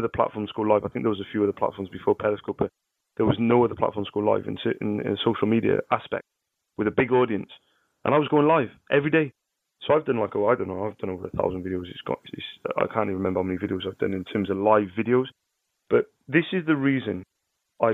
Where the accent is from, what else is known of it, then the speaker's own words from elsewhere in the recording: Cardiff, Wales, United Kingdom; I'm from Cardiff, you know, I sell ink